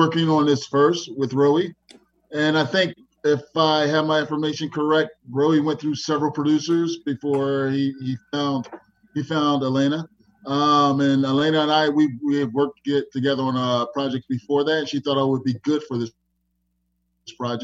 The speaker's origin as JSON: {"language": "English", "town": "Philadelphia", "region": "Pennsylvania", "country": "United States", "said": "I'm from Philadelphia"}